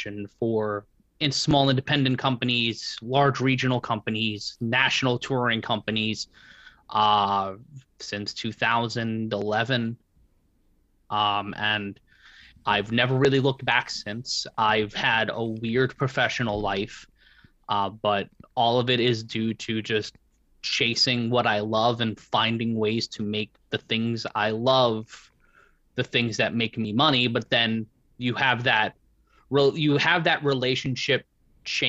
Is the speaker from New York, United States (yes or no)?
yes; New York City, New York, United States; where I grew up in Brooklyn